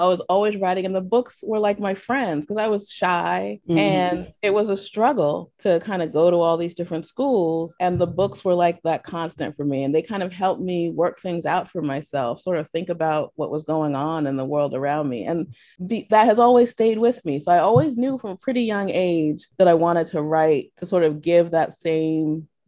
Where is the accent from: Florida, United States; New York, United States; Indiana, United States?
New York, United States; born there; I was born in New York, and then we just moved all over the place.